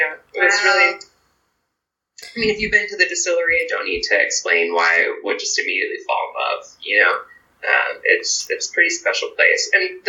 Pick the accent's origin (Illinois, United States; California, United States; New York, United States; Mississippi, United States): New York, United States; which as a New Yorker, you're like thinking about Rye and Empire Rye